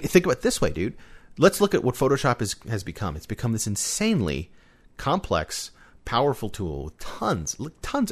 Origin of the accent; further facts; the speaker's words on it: United States; as an American